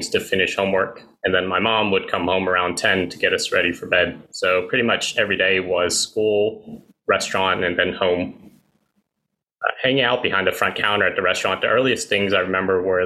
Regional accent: East Tennessee, United States; I experienced racism every day of my life growing up in Tennessee, 20 years or so of it

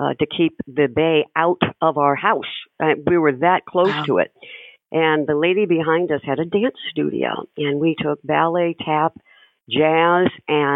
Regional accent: Panama City, Florida, United States; I was born in Panama City, you know, right then in Florida

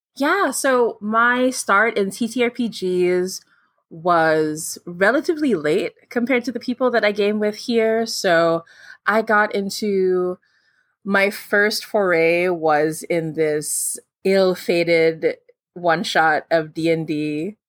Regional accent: Philippines; I'm from the Philippines

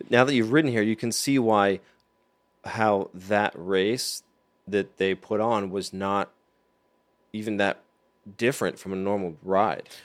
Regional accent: United States; me as an American

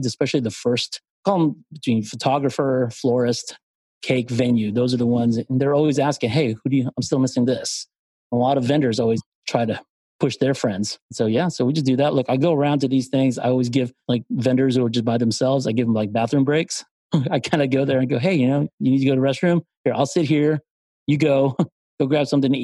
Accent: Philippines; moved away; I'm from the Philippines

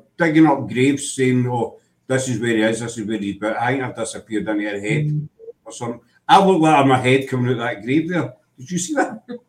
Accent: Glasgow, Scotland, United Kingdom; as a Glaswegian, it really annoys me.

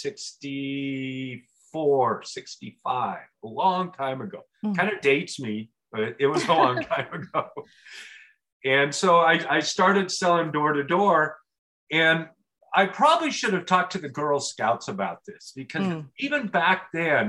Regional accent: Portland, United States; We grew up outside of Portland

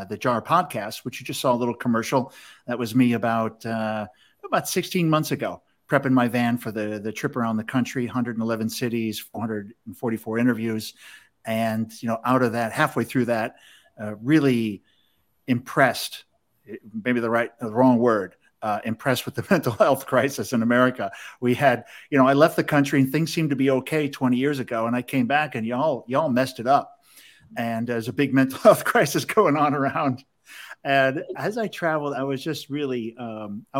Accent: Chicago, Illinois, United States; I'm from Chicago. We always say you guys.

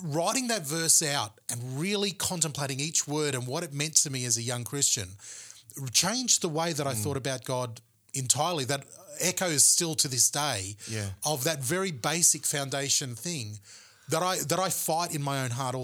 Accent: Gold Coast, Queensland, Australia; the Independent Baptist Church that I grew up in the Gold Coast

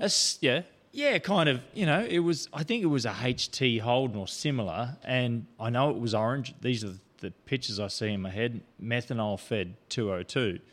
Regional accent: Port Augusta, South Australia, Australia; born or raised there; also born or lived in Adelaide / River Murray

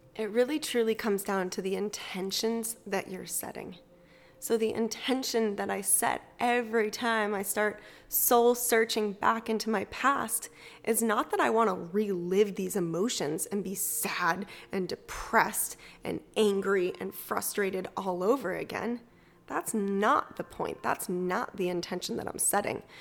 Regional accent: Massachusetts, United States; also born or lived in Salem, Massachusetts; I grew up in Massachusetts

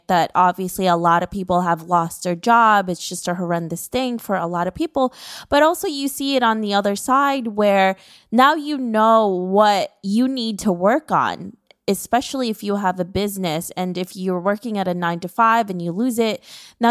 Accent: New York, United States; me as a New Yorker

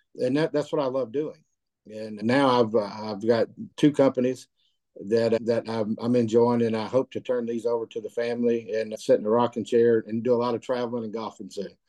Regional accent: Cedartown, Georgia, United States; also born or lived in North Carolina; I'm born and raised in Georgia. I, I would view myself just as, as, a country boy. Since Cedartown's been home for me

